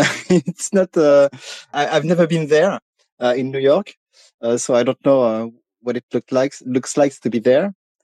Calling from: France; English is a second language; I'm calling from France. First, I'd like to say to people that I'm not used to speak English, and I can read it and listen to it, but I almost never had the opportunity to speak it.

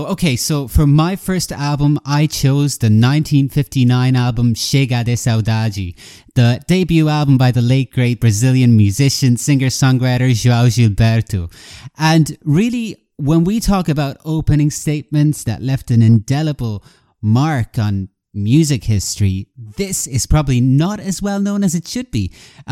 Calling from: Galway, Connacht, Ireland; I'm calling in from Galway, Ireland

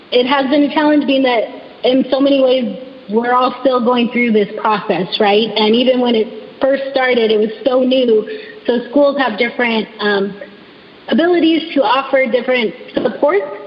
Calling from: California, United States; I live in California, so I'm speaking from California.

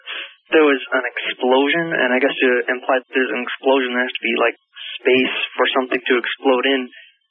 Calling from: Milwaukee, Wisconsin, United States; from Milwaukee, Wisconsin.

